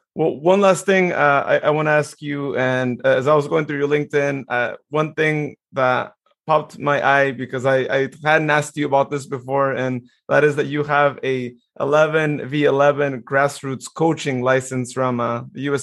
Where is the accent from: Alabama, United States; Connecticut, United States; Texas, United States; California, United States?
California, United States; Modesto; this is my hometown